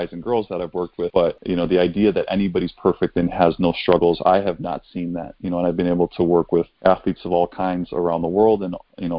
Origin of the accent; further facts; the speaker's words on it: Kenosha, Wisconsin, United States; moved away; I come from Kenosha